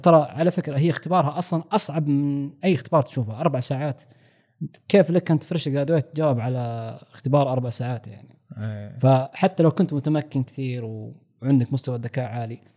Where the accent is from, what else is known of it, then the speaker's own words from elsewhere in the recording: Saudi Arabia; عندنا في السعوديه مثلا منهج كامل مختلف